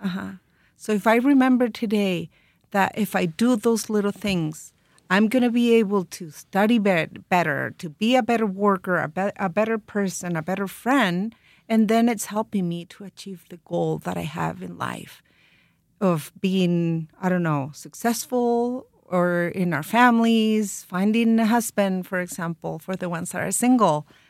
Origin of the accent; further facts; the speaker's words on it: Santiago area, Santiago Metropolitan Region, Chile; we're from Chile. We were born in the Santiago area